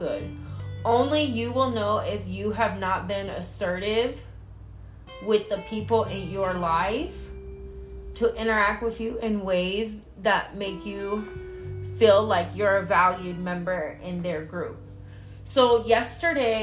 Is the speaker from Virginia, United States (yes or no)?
no; Vallejo, California, United States; I'm from the Bay Area. I'm from Vallejo, California.